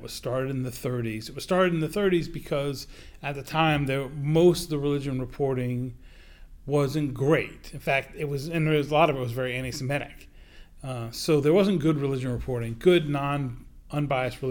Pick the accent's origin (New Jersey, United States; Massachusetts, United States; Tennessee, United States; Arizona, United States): Massachusetts, United States; Attleboro; My hometown newspaper, the Sun Chronicle of Attleboro, Massachusetts